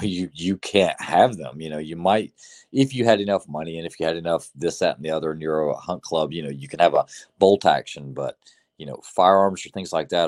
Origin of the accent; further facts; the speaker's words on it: the South, United States; growing up in the South, you know, growing up hunting, learning to shoot at a young age